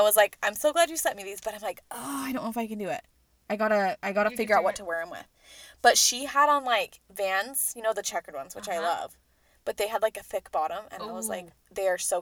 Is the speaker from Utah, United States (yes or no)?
yes; Utah, United States; I'm from Utah